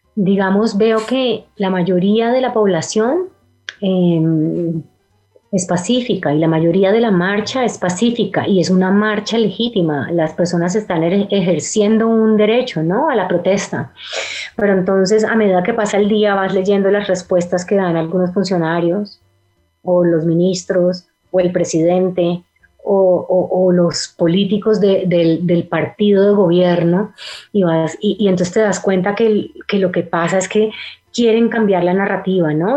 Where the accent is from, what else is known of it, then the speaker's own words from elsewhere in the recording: Cali, Valle del Cauca, Colombia; los dos somos de Cali, Carlos el director también y crecimos en la Cali